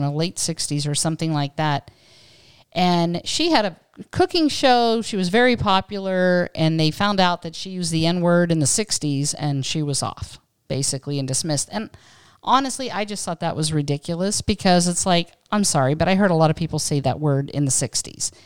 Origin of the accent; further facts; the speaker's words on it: Western Pennsylvania, United States; now in California, United States; having grown up in Western Pennsylvania